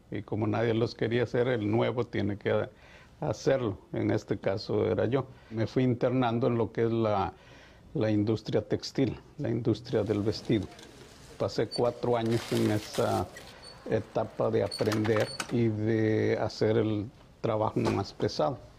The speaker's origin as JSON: {"language": "Spanish", "country": "Mexico", "moved": "as an adult", "said": "somos muy necios en nosotros como mexicanos, en mi caso."}